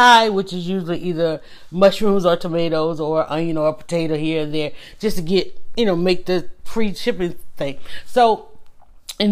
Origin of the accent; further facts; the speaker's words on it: the South, Georgia, United States; I'm from the South. I'm in Georgia.